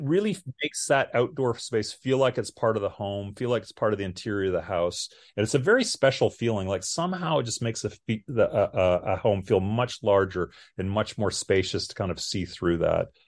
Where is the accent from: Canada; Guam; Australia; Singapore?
Canada; moved away as an adult; now in Austin, United States; I'm Canadian, I'm from the north